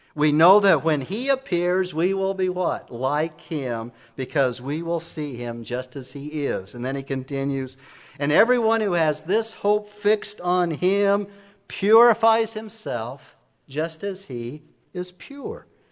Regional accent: Emmett, Idaho, United States; moved away; my hometown in Emmett

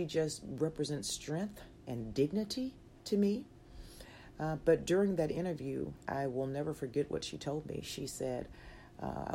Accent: Magee, Mississippi, United States; accent: Southern; I grew up in Mississippi

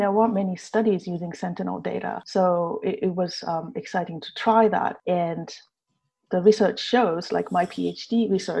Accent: Japan; moved away as an adult; now in Edinburgh, United Kingdom; I'm originally from Japan

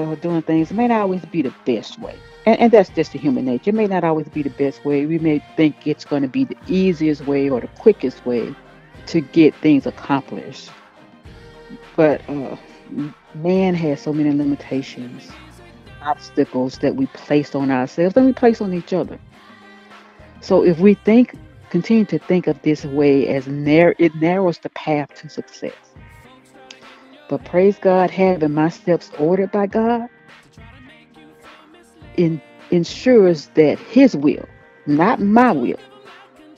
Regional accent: Mobile, Alabama, United States; moved away as an adult; when I grew up in Mobile. And I left home September 1985

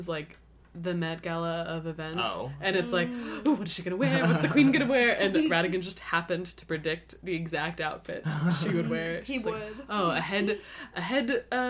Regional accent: Texas, United States; Can you tell I'm from Texas?

